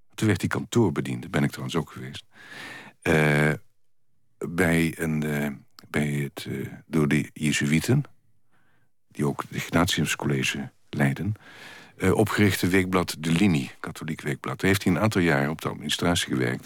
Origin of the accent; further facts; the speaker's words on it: Kerkrade, Limburg, Netherlands; kerkraden, waar in de middeleeuwen al... waar ik vandaan kom, mijnbouw was